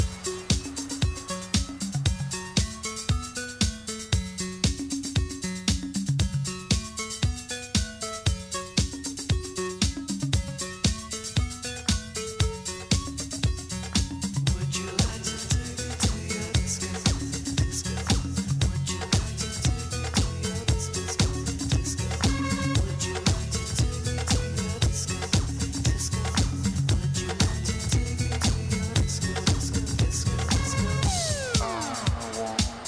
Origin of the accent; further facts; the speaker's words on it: Ireland; I was actually being an Irish …